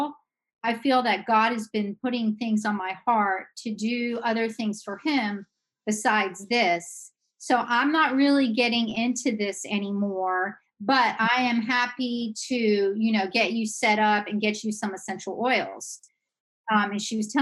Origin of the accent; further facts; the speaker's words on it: Georgia, United States; moved away as an adult; also born or lived in Idaho; now in Pennsylvania, United States; I'm from Georgia, and I'm a Southern girl